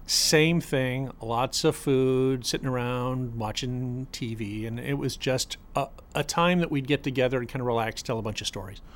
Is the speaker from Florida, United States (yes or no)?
yes; Boca Raton, Florida, United States; I grew up in Boca Raton